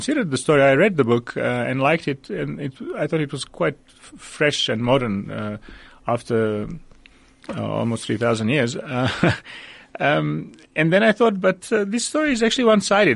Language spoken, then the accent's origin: English; Belgrade, Serbia; moved away as an adult; now in Johannesburg, South Africa; I was born in Belgrade, Serbia in 1965. I wrote some short stories in my home country and actually published a collection of stories there.